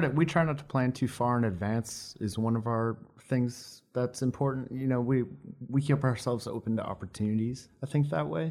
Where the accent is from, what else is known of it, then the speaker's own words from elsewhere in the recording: Saint Paul, Minnesota, United States; moved away as an adult; also born or lived in Ohio / Omaha / Kansas City; now in Los Angeles, United States; I'm from Saint Paul